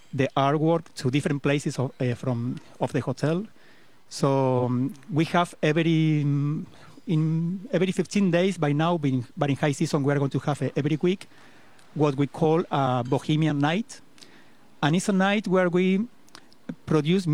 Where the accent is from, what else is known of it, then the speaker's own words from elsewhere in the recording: Argentina; English is a second language; moved away as an adult; now in Costa Rica; Originally, I am from Argentina. But I came to Costa Rica 22 years ago, and I decided to live here